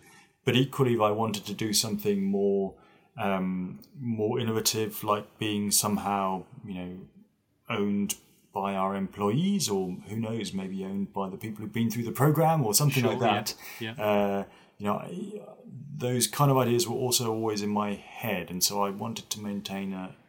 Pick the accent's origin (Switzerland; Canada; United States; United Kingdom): Switzerland; Zurich; I was born in Switzerland, in the German-speaking part of Switzerland, kind of in the commuter belt to Zurich.